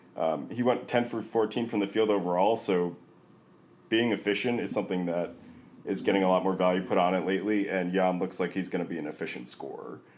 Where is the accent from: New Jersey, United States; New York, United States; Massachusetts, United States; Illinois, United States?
New York, United States; as a New Yorker